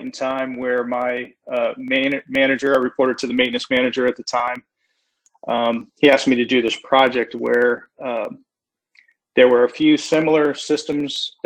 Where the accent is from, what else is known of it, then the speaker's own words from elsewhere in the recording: Florida, United States; I'm a Florida native. So it's kind of unique that I was born, raised, and I've spent my entire career